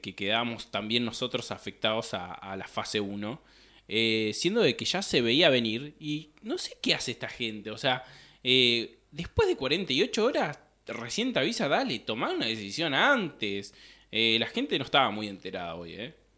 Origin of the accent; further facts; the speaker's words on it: Pico Truncado, Santa Cruz, Argentina; nosotros somos de Pico Truncado, Santa Cruz, de una ciudad que está al, al norte de la provincia de Santa Cruz